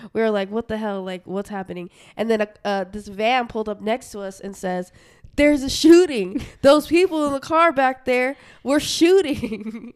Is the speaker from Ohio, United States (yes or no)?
no; Utah, United States; also born or lived in Portland; now in Arizona, United States; we're from Utah